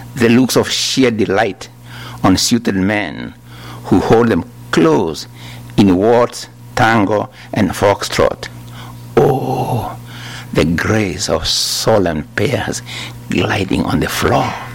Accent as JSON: {"language": "English", "country": "Kenya", "tie": "born or raised there", "also_born_or_lived": "Makerere, Uganda", "moved": "as an adult", "said": "I was born in Kenya, as you are told, in 1938"}